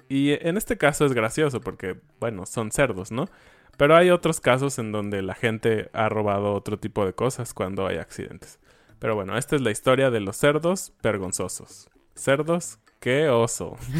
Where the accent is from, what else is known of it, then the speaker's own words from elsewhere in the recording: Mexico; somos mexicanos